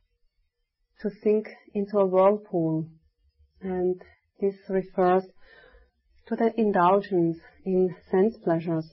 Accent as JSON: {"language": "English", "country": "Switzerland", "moved": "yes", "said": "I was telling them from Switzerland"}